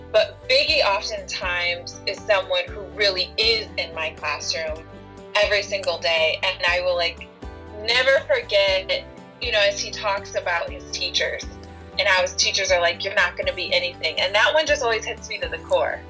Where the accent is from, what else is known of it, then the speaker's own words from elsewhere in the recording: Rockford, Illinois, United States; I was born and raised in a town called Rockford, Illinois